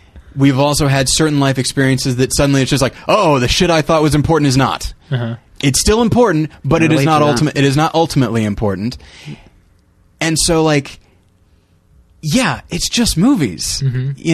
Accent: United States; I'm an American

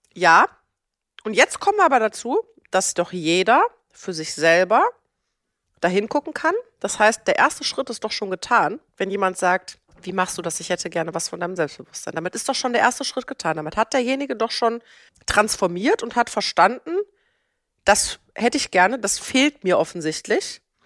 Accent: Germany; ich bin in Deutschland geboren, in einer gut situierten Lehrerfamilie

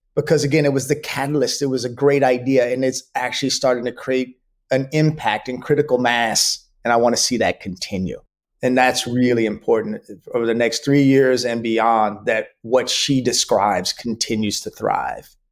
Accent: Dallas, Texas, United States; I grew up in Dallas, Texas

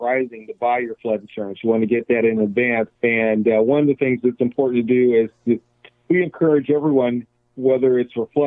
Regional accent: Iowa, United States; I'm from Iowa

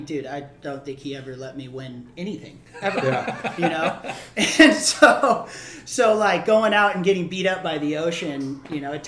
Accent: Maui, Hawaii, United States; born or raised there; moved away; also born or lived in San Diego, California

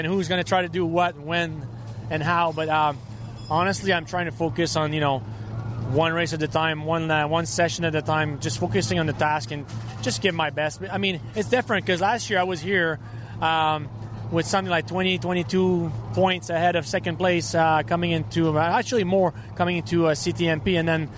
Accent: Trois-Rivières, Quebec, Canada; I'm from Three Rivers

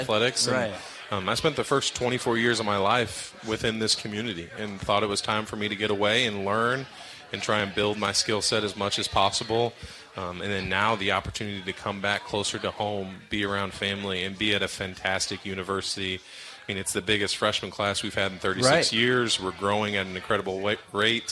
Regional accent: Bloomington, Illinois, United States; moved away as an adult; I grew up in Bloomington Normal

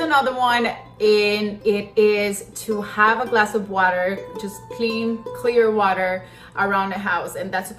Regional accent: Colombia; also born or lived in Ecuador; There was even songs when I was growing up in Colombia and in Ecuador that talked about el chupacabra.

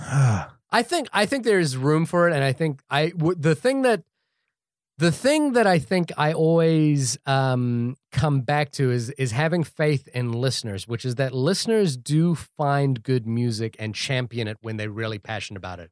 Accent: New Zealand; living and growing up in New Zealand

